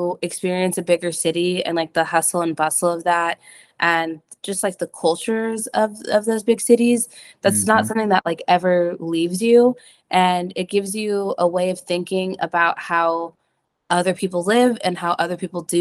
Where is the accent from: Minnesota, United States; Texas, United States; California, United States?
California, United States; Central; my family is from here